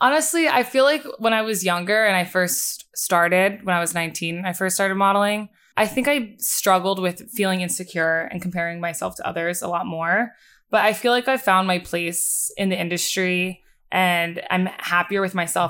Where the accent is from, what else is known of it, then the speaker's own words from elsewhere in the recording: Bucks County, Pennsylvania, United States; moved away as an adult; now in New York, United States; originally, I grew up in Bucks County, Pennsylvania